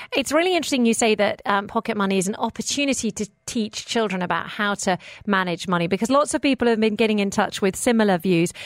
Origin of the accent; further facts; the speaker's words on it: United Kingdom; now in Dubai, United Arab Emirates; I'm British, so is my husband